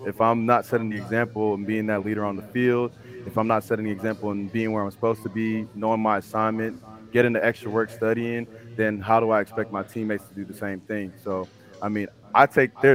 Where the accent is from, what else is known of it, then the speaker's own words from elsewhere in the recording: Houston, Texas, United States; I'm from Houston, Texas, born and raised.